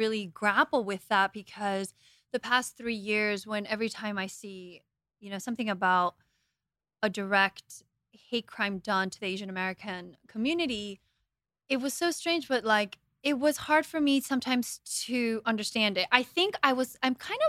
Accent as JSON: {"language": "English", "country": "Guatemala", "tie": "born or raised there", "said": "I mean, we grew up in Guatemala. My family and I moved to Guatemala in 91."}